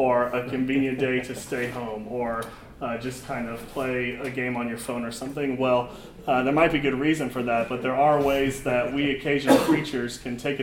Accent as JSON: {"language": "English", "town": "Overland Park", "region": "Kansas", "country": "United States", "tie": "born or raised there", "said": "I grew up in Overland Park, Kansas, which is a suburb of the Kansas City area"}